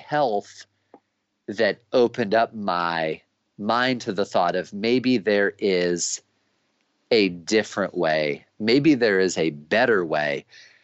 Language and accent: English; United States; growing up as an American